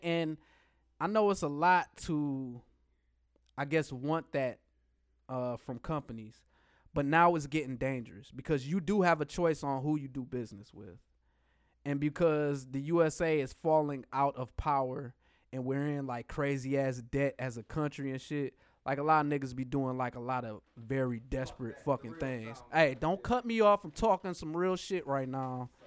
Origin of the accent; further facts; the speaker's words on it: United States; I'm American.